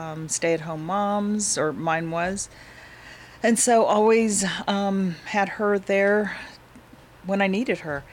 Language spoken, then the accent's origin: English; Albuquerque, New Mexico, United States; I was born in Albuquerque, New Mexico